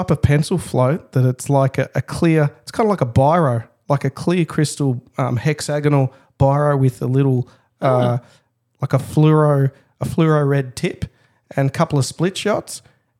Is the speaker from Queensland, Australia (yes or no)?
no; Dandenong North, Victoria, Australia; Look, I come from Dandenong North. So famously in suburban Melbourne, Dandenong, there's the Dandenong Creek system